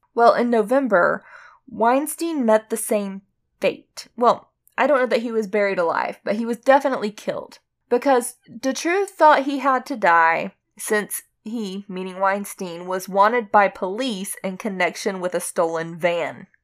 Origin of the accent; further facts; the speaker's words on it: United States; I'm American